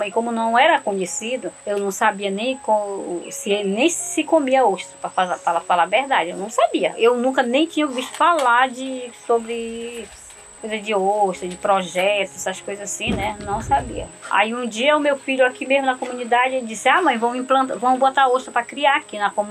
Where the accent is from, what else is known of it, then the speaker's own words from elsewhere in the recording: Capanema, Pará, Brazil; now in Curuçá, Brazil; Eu moro aqui há 16 anos, né? Há 16 anos cheguei aqui, eu sou mesmo é, de Capanema, minha família todos moram lá.